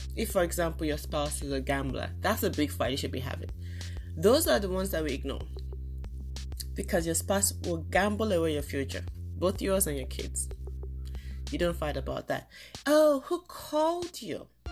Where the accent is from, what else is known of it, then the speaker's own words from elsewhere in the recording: Nigeria; moved away as an adult; now in United States; I grew up in Nigeria, at least up till I was in my 20s